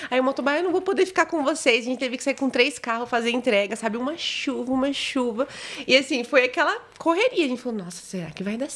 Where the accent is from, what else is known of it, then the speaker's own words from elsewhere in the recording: Foz do Iguaçu, Paraná, Brazil; eu sou de Foz e tava morando em Palmeira também, né?